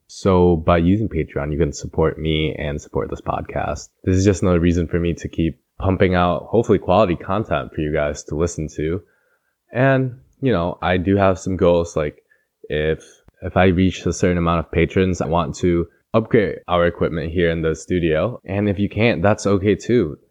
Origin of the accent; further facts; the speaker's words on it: East Lansing, Michigan, United States; accent: Midwestern American; moved away; I have pretty much a Midwestern American accent because I'm from Midwestern Michigan